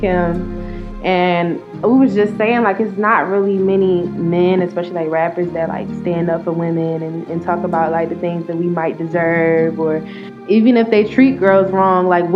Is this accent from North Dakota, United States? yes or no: no; North Carolina, United States; moved away as an adult; I'm from North Carolina, and I just moved down here